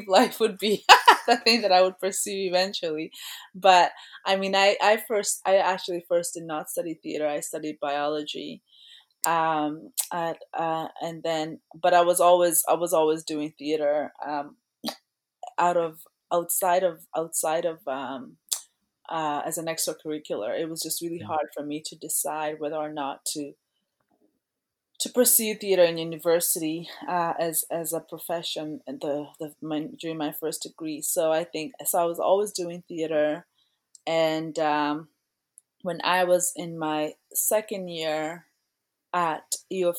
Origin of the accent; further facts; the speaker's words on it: Kenya; also born or lived in Toronto, Canada; now in Canada; In elementary school, I was born in Kenya, and we would have poetry, like school competitions